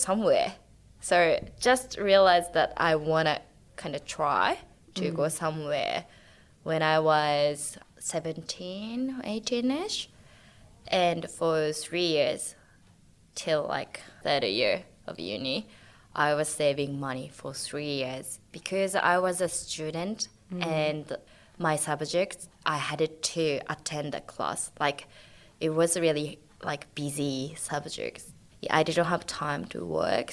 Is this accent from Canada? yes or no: no; Saga, Japan; English is a second language; moved away as an adult; now in Australia; I'm from Saga, where nobody knows.